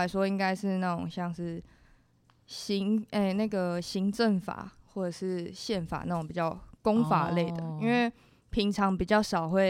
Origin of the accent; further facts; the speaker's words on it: Hualien County, Taiwan; moved away as an adult; now in Taichung, Taiwan; 我是花莲人